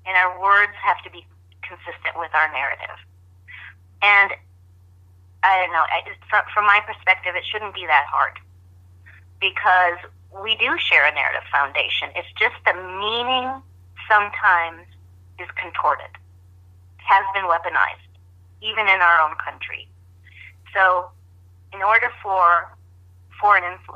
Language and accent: English; United States; I'm speaking as an American